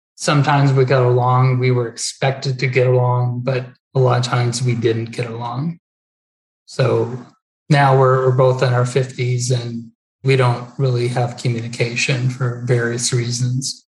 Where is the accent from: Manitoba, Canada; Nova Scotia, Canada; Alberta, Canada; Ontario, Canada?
Alberta, Canada; Peace River; also born or lived in Hanna, Alberta; I grew up in Peace River